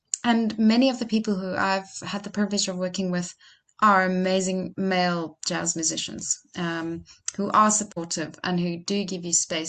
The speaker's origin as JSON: {"language": "English", "town": "Franschhoek", "region": "Western Cape", "country": "South Africa", "tie": "born or raised there", "said": "we recorded right here in my hometown in Franschhoek."}